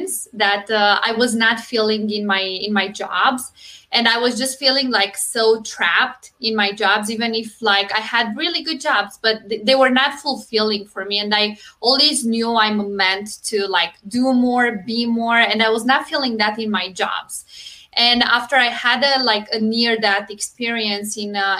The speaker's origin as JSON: {"language": "English", "country": "Romania", "moved": "as an adult", "lives_now": "United States", "said": "I'm originally from Romania, but I moved to US 6.5 years ago"}